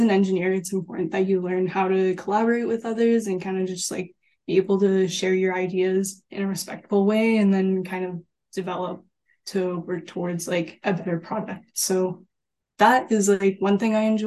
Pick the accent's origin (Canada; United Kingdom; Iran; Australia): Canada; Calgary, Alberta; moved away as an adult; now in Vancouver, Canada; I'm originally from Calgary